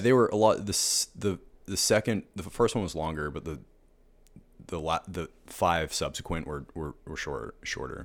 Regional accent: Pittsburgh, Pennsylvania, United States; moved away as an adult; now in Savannah, United States; I grew up in Pittsburgh.

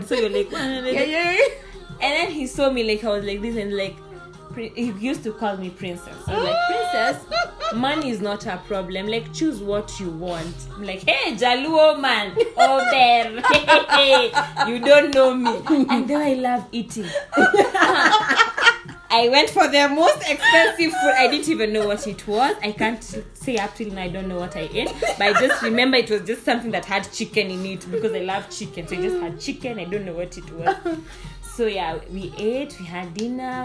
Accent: Kenya; as Kenyan ladies

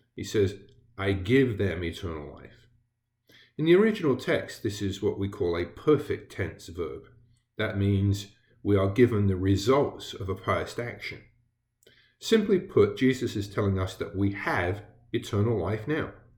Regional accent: England, United Kingdom; moved away as an adult; I did grow up in England. I was born there, and I grew up in England.

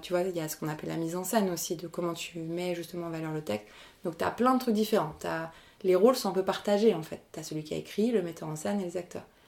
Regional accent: Argenteuil, Île-de-France, France; j'ai grandi à Argenteuil

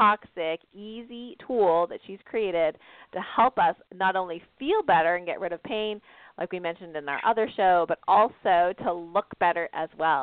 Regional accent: Canada; now in United States; I'm Canadian, for those of you that don't know that, living in the States

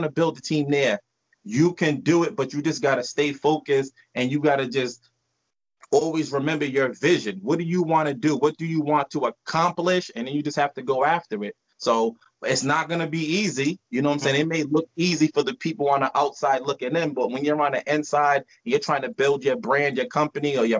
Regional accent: Providence, Rhode Island, United States; Originally, we're from Providence, Rhode Island

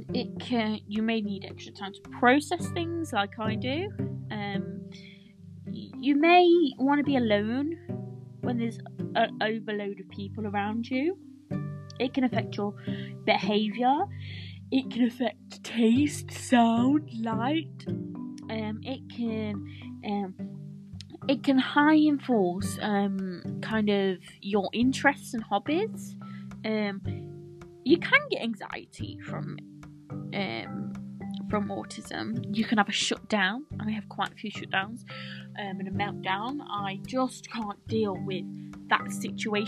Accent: Nottingham, East Midlands, United Kingdom; I am from Nottingham, England

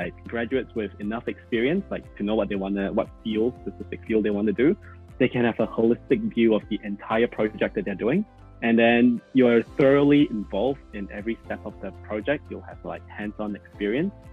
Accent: Malaysia; moved away as an adult; now in New Zealand; I'm from Malaysia, so you know, I'm a Malaysian.

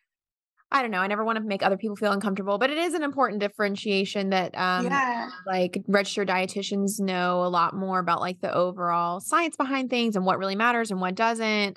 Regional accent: Raleigh, North Carolina, United States; moved away; I'm from Raleigh

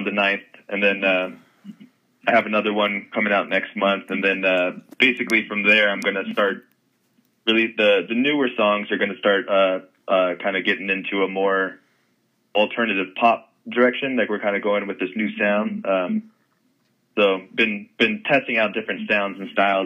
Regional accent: Los Angeles, California, United States; Grew up in the Studio City in Los Angeles here

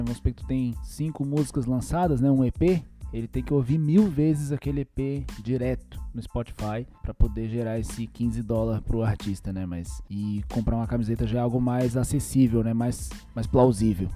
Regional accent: Brazil; Nós aqui que somos aqui do Brasil

